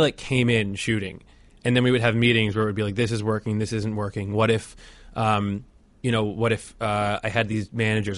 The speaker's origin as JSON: {"language": "English", "region": "New Jersey", "country": "United States", "said": "I'm from New Jersey"}